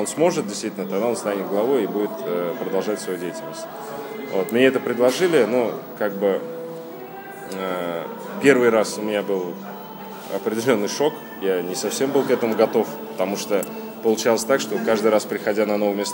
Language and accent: Russian; Kazan, Tatarstan, Russia; я родился, вырос в Казани, и здесь